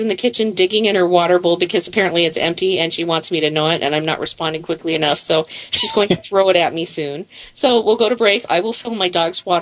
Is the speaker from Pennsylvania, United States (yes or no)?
no; Seattle, Washington, United States; I am from Seattle